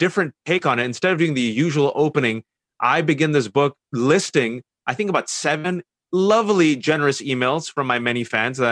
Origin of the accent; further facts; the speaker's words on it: Fremont, California, United States; I was born and raised in the Bay Area, California, Fremontistan to be exact